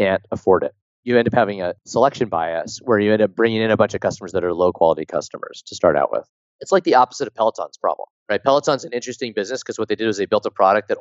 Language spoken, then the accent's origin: English; Pleasanton, California, United States; my hometown in Pleasanton